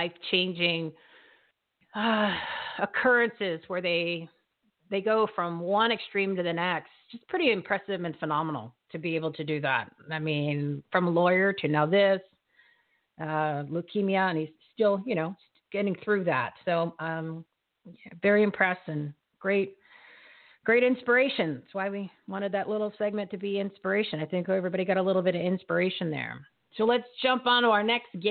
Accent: New Jersey, United States; moved away; I'm from New Jersey, so I know real snow and I know real rain.

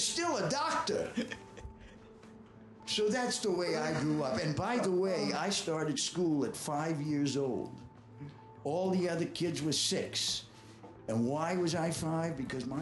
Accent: Boston, Massachusetts, United States; moved away as an adult; also born or lived in Nashville, Tennessee / New York; I was from Boston

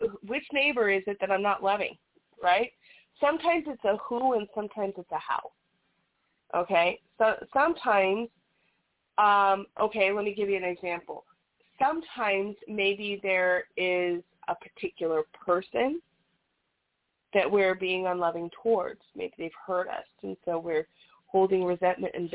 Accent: United States; we're from America

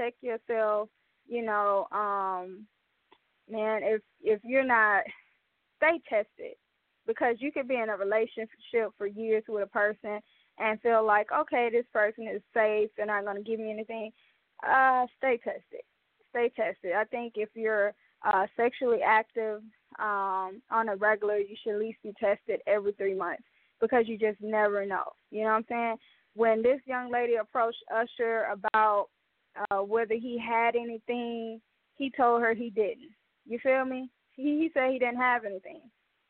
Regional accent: Mobile, Alabama, United States; a local artist from the Mobile, Alabama, Port City, Bay Area, my hometown.

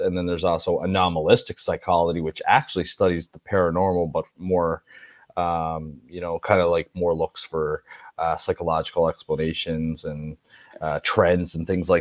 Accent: Nova Scotia, Canada; I'm from Nova Scotia.

